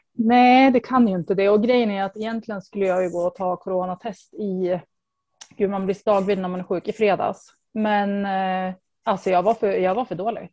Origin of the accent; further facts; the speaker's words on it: Östersund, Jämtland, Sweden; moved away as an adult; also born or lived in Stockholm; jag kommer från Östersund och eh, men jag flyttade typ ganska snabbt efter studenten. Bodde i Stockholm i närmare tio år